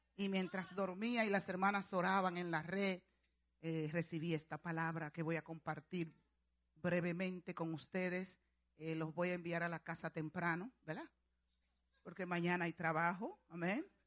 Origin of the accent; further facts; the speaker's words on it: Dominican Republic; allá en mi país, República Dominicana